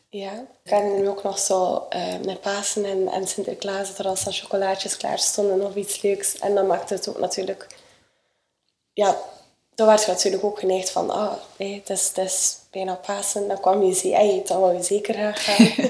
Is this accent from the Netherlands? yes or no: no; Sleidinge, Flanders, Belgium; ik ben eh, opgegroeid in Sleidingen op de boerderij van mijn ouders.